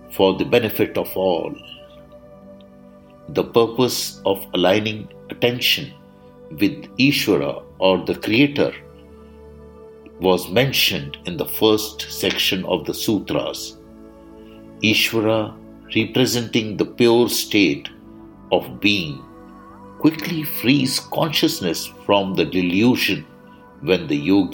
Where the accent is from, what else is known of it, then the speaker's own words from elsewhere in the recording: India; I am the Indian monk.